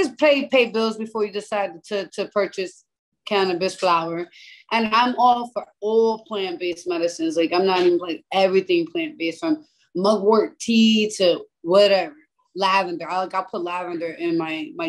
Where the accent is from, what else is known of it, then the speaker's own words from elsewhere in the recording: New York City, New York, United States; now in New Jersey, United States; I live in New Jersey, but I'm from the Bronx